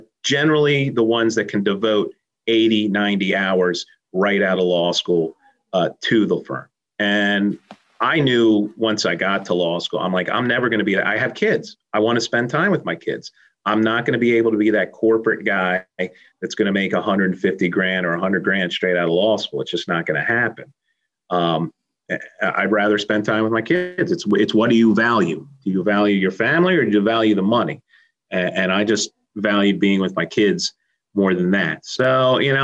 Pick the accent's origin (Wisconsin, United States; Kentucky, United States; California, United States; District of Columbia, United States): District of Columbia, United States; D.C.; moved away as an adult; also born or lived in Philadelphia; I grew up outside of Washington, D.C.